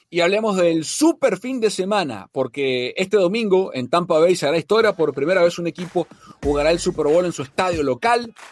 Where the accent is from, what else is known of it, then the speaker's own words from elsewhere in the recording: Argentina; sí, somos argentinos, nos queremos, somos amigos.